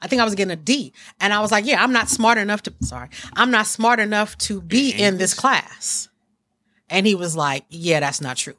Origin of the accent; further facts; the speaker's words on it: East Palo Alto, California, United States; also born or lived in Menlo Park; even though I'm from East Palo Alto and Menlo Park, and a lot of people know me, they really don't know me.